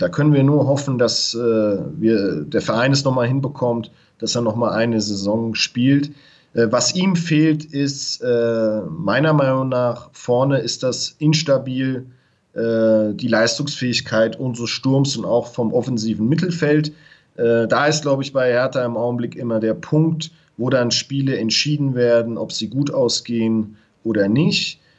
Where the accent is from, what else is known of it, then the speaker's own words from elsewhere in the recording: Germany; now in Mexico City, Mexico; als Deutscher, der in Mexiko lebt